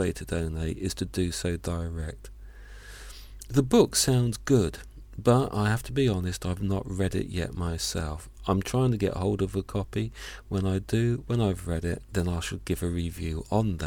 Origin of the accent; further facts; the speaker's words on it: Hampshire, South East England, United Kingdom; I was born in Hampshire. I was raised in Hampshire